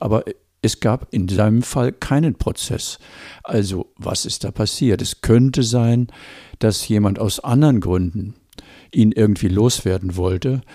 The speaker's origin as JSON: {"language": "German", "town": "Wuppertal", "region": "North Rhine-Westphalia", "country": "Germany", "tie": "born or raised there", "said": "Wir wohnten in Wuppertal"}